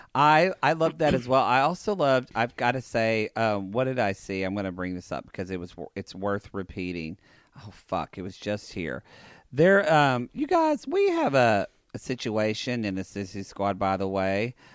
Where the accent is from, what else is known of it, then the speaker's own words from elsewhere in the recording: Oklahoma, United States; now in Los Angeles, United States; I say I'm from Oklahoma